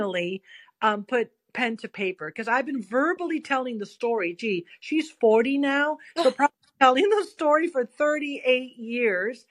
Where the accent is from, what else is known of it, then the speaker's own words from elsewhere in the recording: San Francisco, California, United States; now in Capitola, United States; I'm originally born and raised in San Francisco, but I currently live in Capitola out in the Santa Cruz area with my family